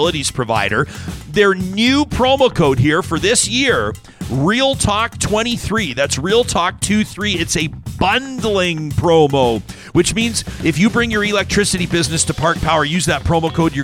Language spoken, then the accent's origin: English; Calgary, Alberta, Canada; growing up in Calgary